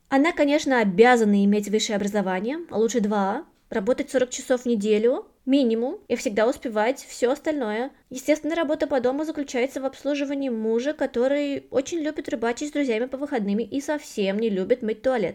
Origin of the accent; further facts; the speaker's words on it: Russia; moved away as an adult; now in Germany; Я выросла в России, последние девять лет живу в Германии